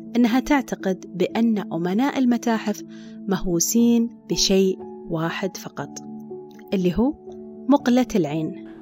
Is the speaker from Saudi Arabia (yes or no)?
yes; Saudi Arabia; عندنا في السعودية